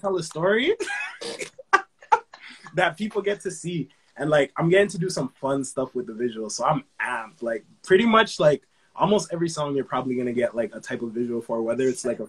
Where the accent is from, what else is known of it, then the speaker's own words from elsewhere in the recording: Brampton, Ontario, Canada; also born or lived in Saint Vincent and the Grenadines; I came up here when I was young